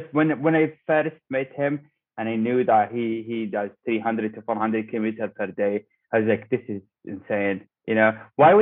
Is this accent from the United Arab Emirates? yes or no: yes; Dubai, United Arab Emirates; I am from Dubai. I work as a mechanical engineer in Dubai Electricity. And I was born in Dubai. I live in Dubai. I'm from here.